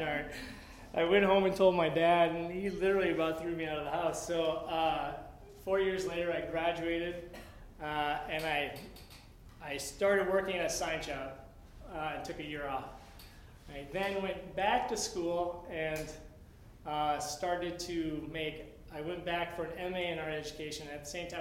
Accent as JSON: {"language": "English", "town": "Nevada", "region": "Iowa", "country": "United States", "tie": "born or raised there", "moved": "as an adult", "lives_now": "Menomonie, United States", "said": "I grew up in Iowa. Very small town, 5,000 people, called Nevada, Iowa, spelled Nevada."}